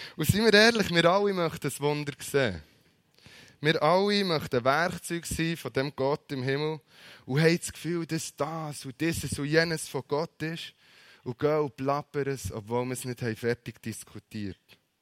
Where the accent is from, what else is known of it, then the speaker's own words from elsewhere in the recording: Bern, Switzerland; als Berner